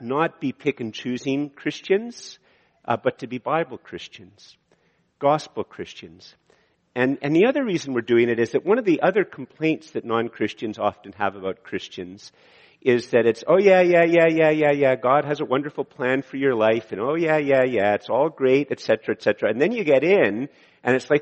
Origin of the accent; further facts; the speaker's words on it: Canada; I'm a Canadian